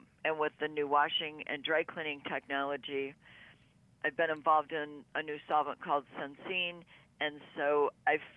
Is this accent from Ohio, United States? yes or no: no; Burton, Michigan, United States; also born or lived in Flint, Michigan / Clio, Michigan; I was born in the Flint area. I grew up in a small suburb outside of Flint called Burton